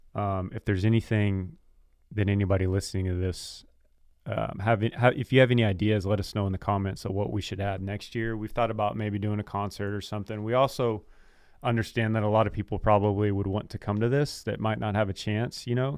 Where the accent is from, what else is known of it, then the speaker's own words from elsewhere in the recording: Texas, United States; we're from Texas